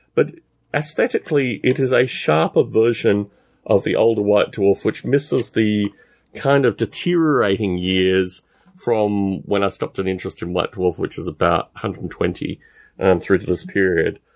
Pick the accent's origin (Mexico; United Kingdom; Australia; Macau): Australia; Canberra, Australian Capital Territory; I was raised in Canberra in Australia, which is the capital.